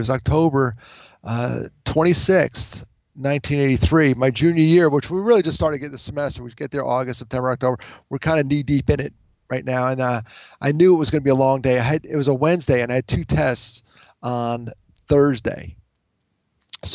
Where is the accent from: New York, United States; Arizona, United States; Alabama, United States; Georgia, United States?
New York, United States; outside of New York City, United States; I grew up outside of New York City. I was very fortunate to be part of a large family. There were five kids. You know, that's large by today's standards. Back then, it was normal. Five of us … living outside of New York City.